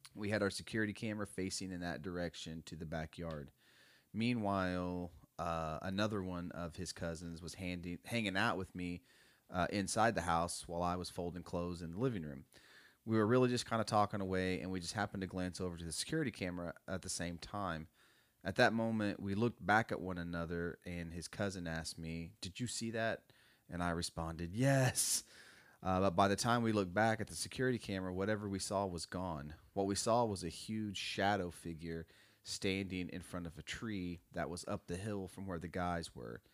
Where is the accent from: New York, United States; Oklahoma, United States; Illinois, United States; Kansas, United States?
Oklahoma, United States; Muskogee; growing up in Muskogee